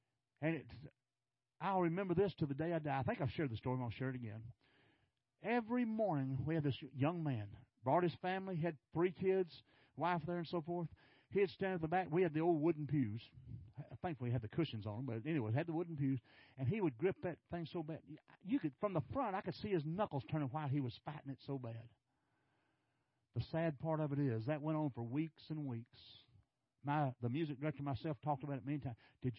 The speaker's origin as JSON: {"language": "English", "region": "Arkansas", "country": "United States", "lives_now": "Texas, United States", "said": "you know, I came from Arkansas. Not on purpose."}